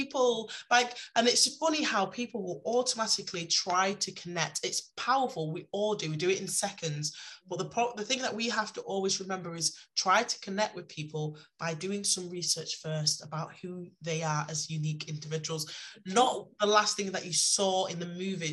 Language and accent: English; Manchester, North West England, United Kingdom; I'm from Manchester